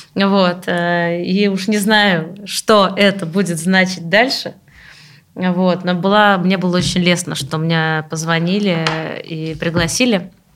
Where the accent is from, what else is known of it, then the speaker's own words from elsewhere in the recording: Samara, Samara Oblast, Russia; Самара, мой родной город